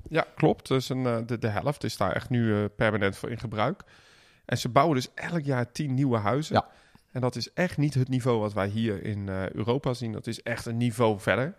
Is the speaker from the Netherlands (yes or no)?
yes; Netherlands; wij zijn Nederlanders